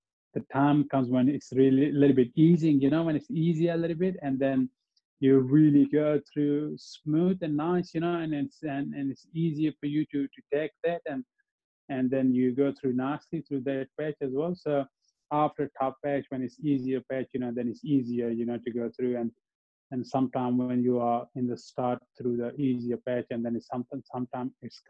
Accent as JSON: {"language": "English", "town": "Abbottabad", "region": "Khyber Pakhtunkhwa", "country": "Pakistan", "tie": "born or raised there", "also_born_or_lived": "Melbourne, Australia", "second_language": "English", "moved": "as an adult", "lives_now": "Australia", "said": "my hometown, you know, Abbottabad"}